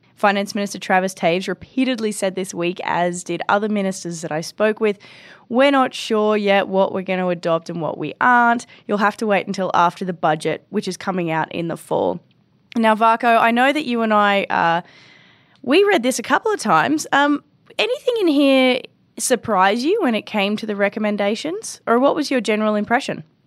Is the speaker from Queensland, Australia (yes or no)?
yes; Brisbane, Queensland, Australia; moved away as an adult; now in Edmonton, Canada; I went to university in, um, in Brisbane, Australia, my hometown